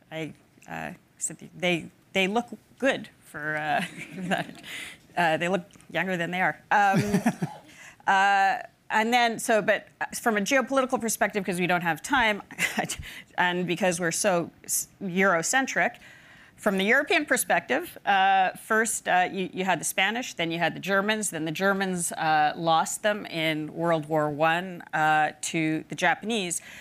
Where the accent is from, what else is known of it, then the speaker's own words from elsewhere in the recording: Palau; growing up in Palau, geopolitics is very close. You see the relics of it all over the country.